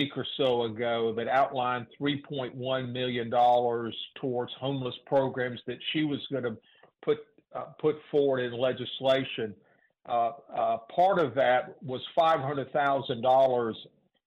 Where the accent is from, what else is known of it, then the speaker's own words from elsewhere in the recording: Jacksonville, Florida, United States; I grew up in the Murray Hill area, very close to the Lackawanna area